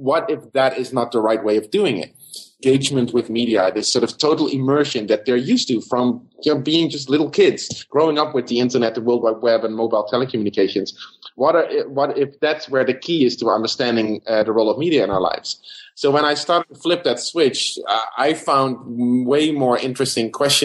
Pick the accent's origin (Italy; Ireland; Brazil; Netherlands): Netherlands; moved away as an adult; also born or lived in South Africa / Los Angeles, United States; now in Bloomington, United States; I'm originally from the Netherlands